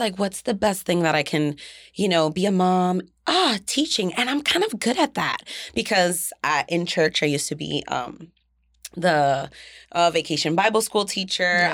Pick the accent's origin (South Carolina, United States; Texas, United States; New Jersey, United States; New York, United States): New Jersey, United States; Jersey City; I'm from Jersey City